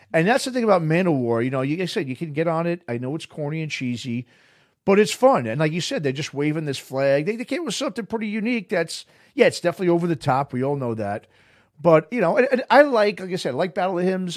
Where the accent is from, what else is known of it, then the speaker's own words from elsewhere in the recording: New York, United States; I grew up in New York